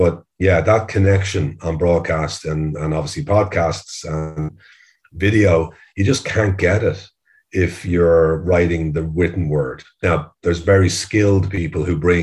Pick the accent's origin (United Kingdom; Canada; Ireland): Ireland; as most Irish kids are